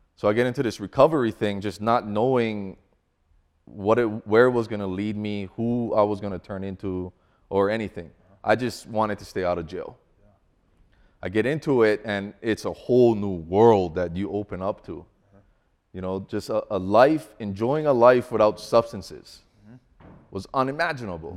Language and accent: English; Hawaii, United States; moved away as an adult; now in Colorado, United States; growing up in Hawaii